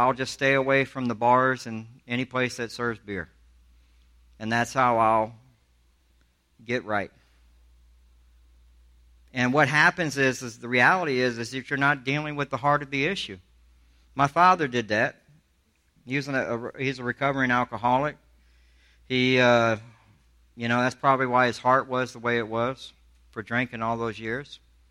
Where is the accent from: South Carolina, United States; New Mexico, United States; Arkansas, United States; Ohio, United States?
South Carolina, United States; Charleston; If I'm a guy from Alabama telling you, I grew up in Charleston, South Carolina. I went to the worst schools that you could go to.